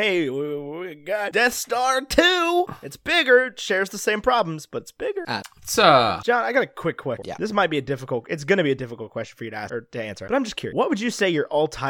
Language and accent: English; United States; I am like an American